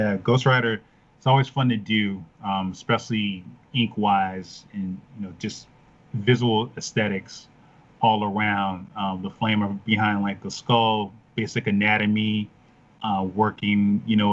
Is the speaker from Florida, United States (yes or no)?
no; Chicago, Illinois, United States; moved away; I'm from Chicago originally